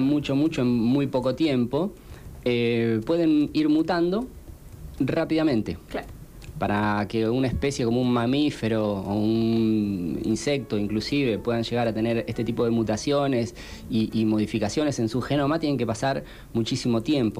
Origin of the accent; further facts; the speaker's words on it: Pilar, Buenos Aires Province, Argentina; also born or lived in Quilmes; Yo soy de Pilar.